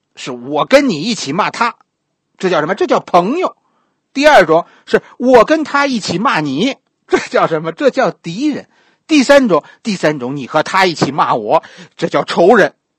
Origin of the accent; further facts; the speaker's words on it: China; 咱们大陆这边的人